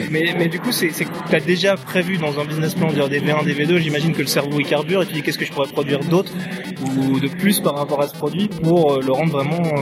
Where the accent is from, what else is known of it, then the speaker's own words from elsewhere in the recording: Switzerland; Pardon, je suis suisse.